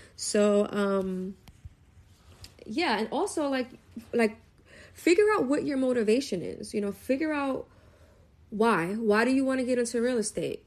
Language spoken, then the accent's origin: English; New York City, New York, United States; I'm a New Yorker, born and raised from Brooklyn